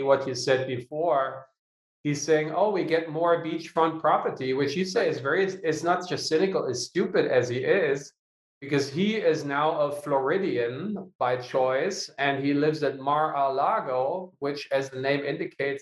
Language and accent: English; Lower Saxony, Germany; Annalena Baerbock, is also from my hometown